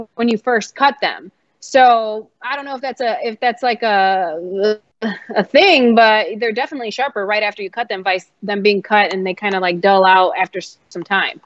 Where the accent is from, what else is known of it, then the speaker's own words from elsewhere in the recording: Chicago, Illinois, United States; now in New York, United States; I'm from Chicago